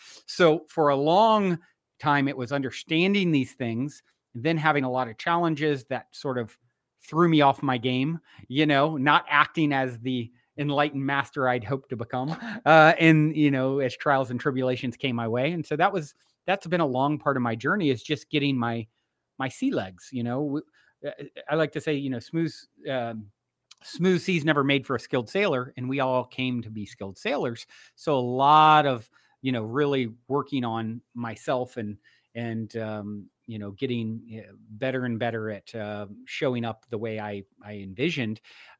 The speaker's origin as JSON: {"language": "English", "region": "Virginia", "country": "United States", "tie": "born or raised there", "lives_now": "Los Angeles, United States", "said": "I grew up on the East Coast in Virginia. I currently reside in Los Angeles, California."}